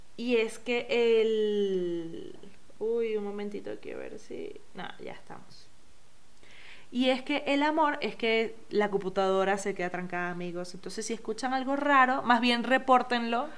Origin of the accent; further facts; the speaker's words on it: Venezuela; mi música navideña son las gaitas, eh, como buena venezolana